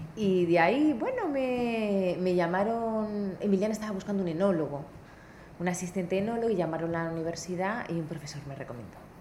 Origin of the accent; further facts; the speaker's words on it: Benidorm, Valencian Community, Spain; moved away as an adult; also born or lived in New Zealand; yo nací en una ciudad muy turística que se llama Benidorm